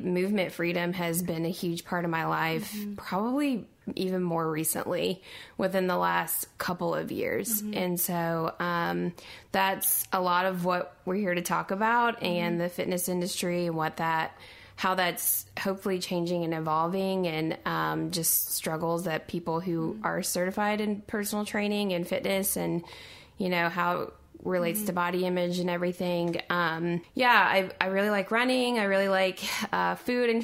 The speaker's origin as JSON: {"language": "English", "region": "Southern Indiana", "country": "United States", "said": "I'm from Southern Indiana."}